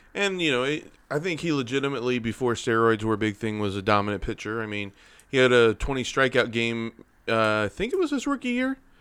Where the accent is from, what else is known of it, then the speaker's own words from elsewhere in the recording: St. Louis, Missouri, United States; Born and raised in Saint Louis, Cardinal fan